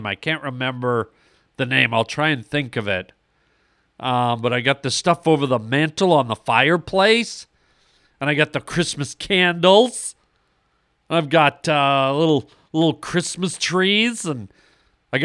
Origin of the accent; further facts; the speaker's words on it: Canada; now in Los Angeles, United States; My whole life, I grew up in Canada.